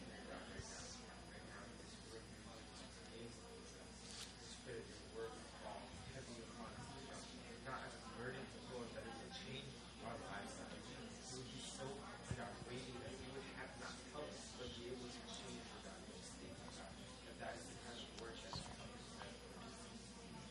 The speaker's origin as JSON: {"language": "English", "town": "Chicago", "region": "Illinois", "country": "United States", "also_born_or_lived": "Vancouver, Canada / Sydney, Australia", "moved": "as an adult", "lives_now": "South Korea", "said": "I'm originally from Chicago"}